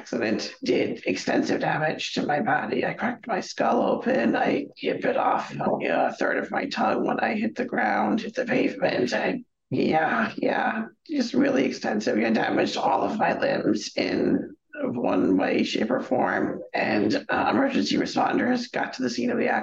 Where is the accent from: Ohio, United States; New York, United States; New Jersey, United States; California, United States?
New York, United States; Stony Brook; I was born and raised here on Long Island, off the East Coast of New York City